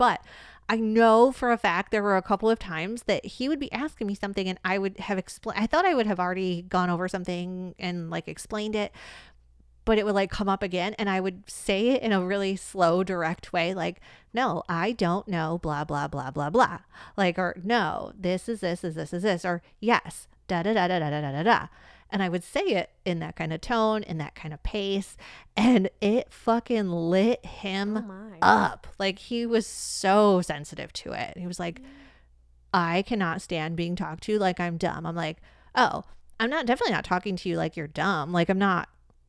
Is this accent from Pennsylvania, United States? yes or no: no; Michigan, United States; But, like, upon re-entering dating, when people find out I'm from Michigan, they often, they go, oh, Michigan. Like, I don't hear a lot of that Midwest accent in you.